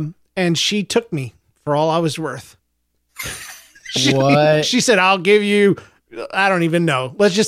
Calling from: North Carolina, United States; I'm a listener from North Carolina, and I'm very pumped that y'all are back.

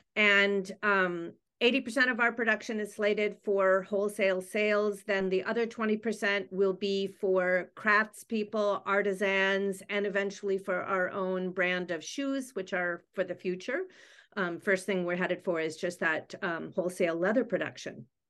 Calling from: Vancouver, British Columbia, Canada; I am calling in from Vancouver, British Columbia, Canada.

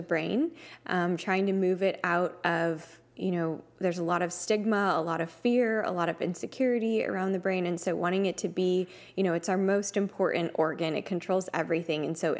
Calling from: Dallas, Texas, United States; So I'm tuning in from Dallas, Texas today.

